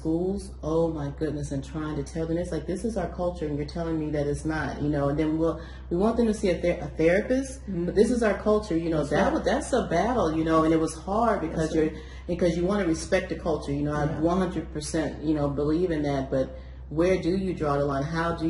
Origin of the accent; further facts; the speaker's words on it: United States; And here I am coming in as American.